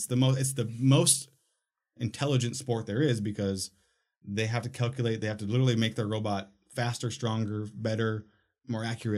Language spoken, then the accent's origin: English; Minnesota, United States; when I was a kid, I'm from Minnesota, right?